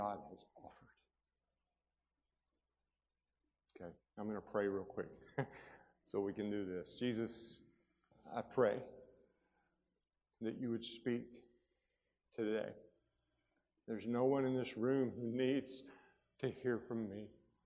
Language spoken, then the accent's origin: English; Tuscumbia, Alabama, United States; I grew up in North Alabama, and I grew up in a little small town called Tuscumbia, Alabama